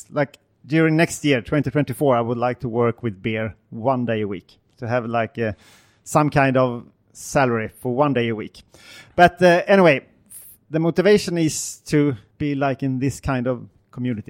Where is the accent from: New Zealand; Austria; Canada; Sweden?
Sweden; Gothenburg, Västra Götaland; English is a second language; I'm from Gothenburg